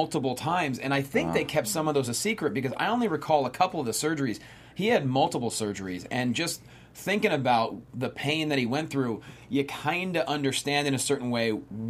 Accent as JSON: {"language": "English", "region": "Pennsylvania", "country": "United States", "moved": "yes", "lives_now": "Los Angeles, United States", "said": "my home state of Pennsylvania"}